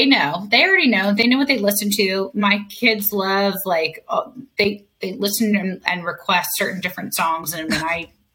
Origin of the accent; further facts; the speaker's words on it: Fort Lauderdale, Florida, United States; also born or lived in Miami; I was born in Miami. I was raised in Fort Lauderdale. Went to St. Thomas Aquinas High School.